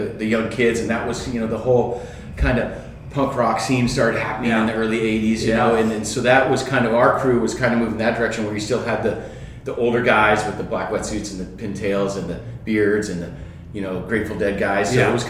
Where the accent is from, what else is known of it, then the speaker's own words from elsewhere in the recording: San Luis Obispo, California, United States; also born or lived in Morro Bay / Atascadero; growing up in Central California, in San Luis Obispo, Morro Bay, kind of Tascadero, that zone.